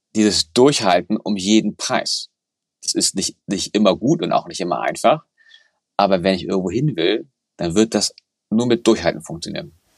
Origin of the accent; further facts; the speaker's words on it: Hamburg, Germany; ich bin Hamburger